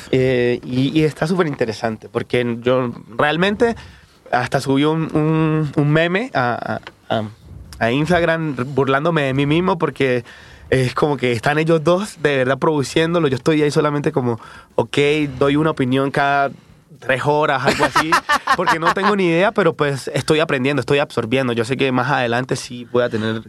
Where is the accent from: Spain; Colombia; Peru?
Colombia; Quibdó, Chocó; also born or lived in Bogotá, Colombia; now in Mexico City, Mexico; me fui de, de Quibdó, de donde nací, me fui a Bogotá, la capital